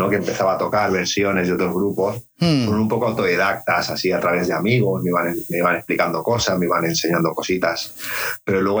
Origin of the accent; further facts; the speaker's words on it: Santa Coloma de Gramenet, Catalonia, Spain; also born or lived in Badalona; estoy en Santa Coloma, estoy aquí en mi piso